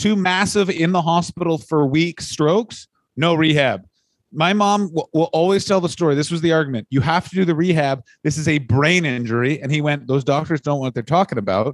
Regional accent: Canada; we come from Scottish, Irish, English stock in Canada

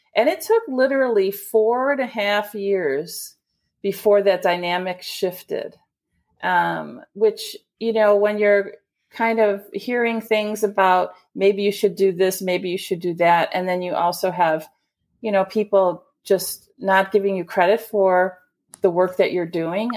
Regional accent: Chicago, Illinois, United States; I'm a Chicagoan. Uh, I was raised in a blue-collar family

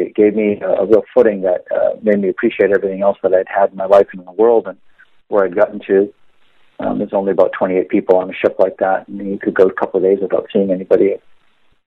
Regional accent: New England, United States; moved away; We grew up in New England

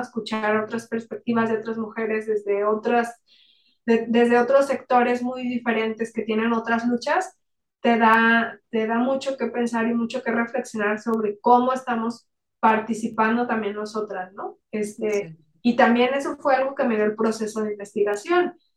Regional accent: Mexico; como, como, mexicanos

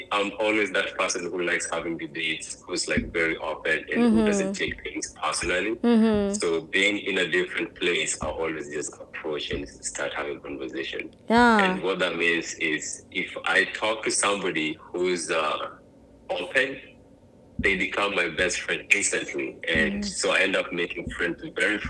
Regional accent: Kenya; also born or lived in Phoenix, Arizona; now in Jacksonville, United States; growing up in Kenya

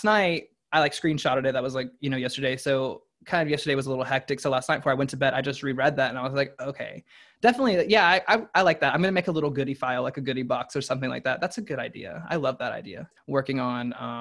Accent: the South, United States; growing up in the South

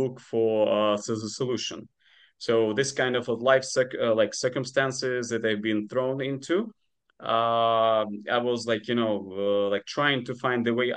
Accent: Ukraine; first language Ukrainian; English is a second language; moved away as an adult; now in United States; my home country, Ukraine

